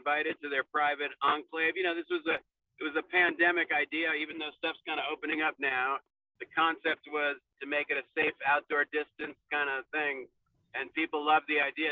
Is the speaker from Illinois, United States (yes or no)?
no; New York City, New York, United States; moved away as an adult; also born or lived in Claremont, California; growing up in New York City